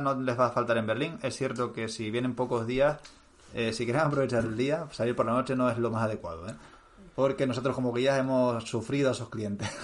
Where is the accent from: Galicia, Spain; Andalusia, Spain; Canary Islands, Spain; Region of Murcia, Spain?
Canary Islands, Spain; moved away; yo como soy canario